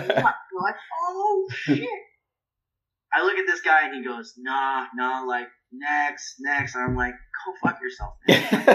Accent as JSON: {"language": "English", "region": "West Coast", "country": "United States", "tie": "born or raised there", "said": "and I grew up on the West Coast."}